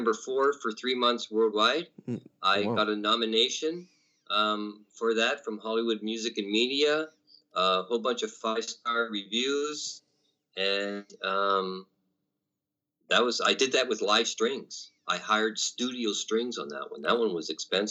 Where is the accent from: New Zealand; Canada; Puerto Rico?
Canada; I'm Canadian